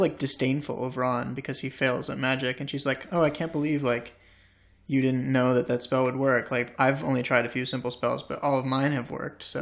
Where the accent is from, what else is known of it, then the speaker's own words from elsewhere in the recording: United States; an American boy growing up in the States